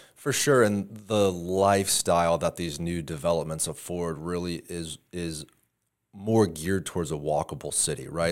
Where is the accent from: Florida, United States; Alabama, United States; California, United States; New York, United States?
Florida, United States; Tampa; I grew up going here